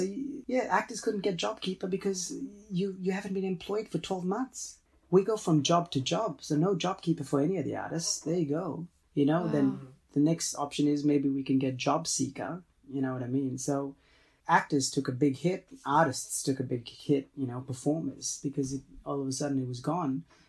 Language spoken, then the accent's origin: English; Australia; My nationality, I'm Australian.